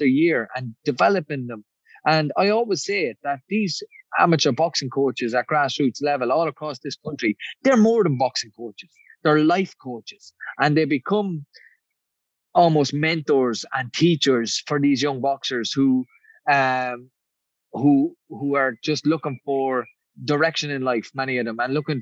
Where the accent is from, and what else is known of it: Ireland